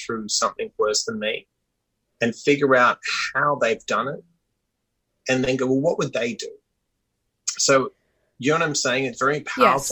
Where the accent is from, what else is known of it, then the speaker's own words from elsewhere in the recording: Perth, Western Australia, Australia; also born or lived in Sydney, Australia; now in United States; I was born in Perth, Western Australia, which geographically is the most isolated capital city in the world